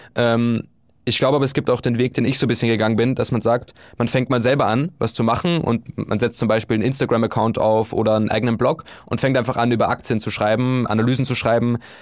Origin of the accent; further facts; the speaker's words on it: Upper Austria, Austria; moved away as an adult; also born or lived in Bulgaria / Vienna; now in Hamburg, Germany; von meiner Heimat in Oberösterreich